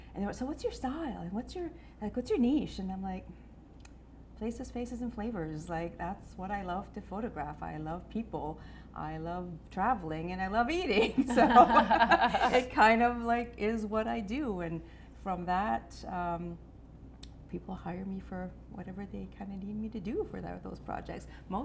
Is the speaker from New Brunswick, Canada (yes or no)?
yes; Baie-Sainte-Anne, New Brunswick, Canada; moved away; I'm originally from the Miramichi area. I'm from Bay St. Anne.